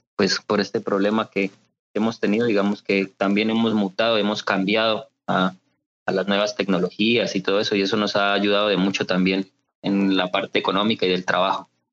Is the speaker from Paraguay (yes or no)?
no; Potosí, Nariño, Colombia; Yo soy nariñense, soy de Potosí, Nariño.